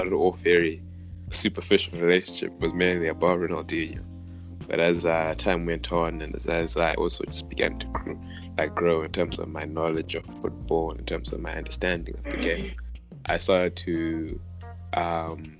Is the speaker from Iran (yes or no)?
no; Zimbabwe; moved away; us guys growing up in Zimbabwe